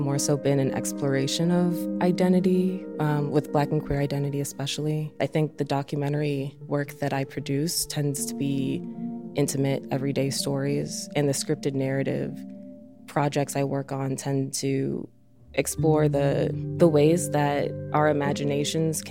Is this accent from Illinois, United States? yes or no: yes; Oak Park, Illinois, United States; now in Chicago, United States; I grew up in Oak Park